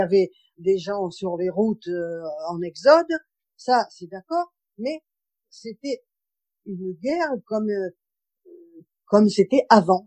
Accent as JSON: {"language": "French", "town": "Marseille", "region": "Provence-Alpes-Côte d'Azur", "country": "France", "tie": "born or raised there", "also_born_or_lived": "Paris region", "moved": "as an adult", "lives_now": "Seine-et-Marne, France", "said": "Je suis née à Marseille, je suis restée à Marseille jusqu'à 18 ans"}